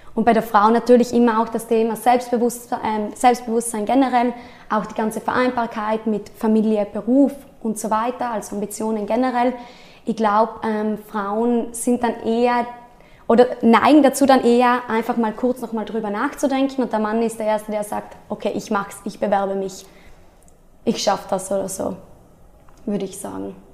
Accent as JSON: {"language": "German", "area": "South Tyrol", "region": "Trentino-Alto Adige", "country": "Italy", "also_born_or_lived": "Innsbruck", "said": "ich komme aus Südtirol, bin 28 Jahre alt"}